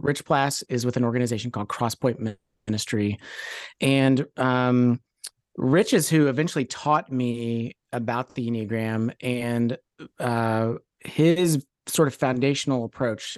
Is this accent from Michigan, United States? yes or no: no; Louisville, Kentucky, United States; moved away as an adult; also born or lived in Oakland, California; born and raised in Louisville, uh, out of high school, moved out to Oakland, California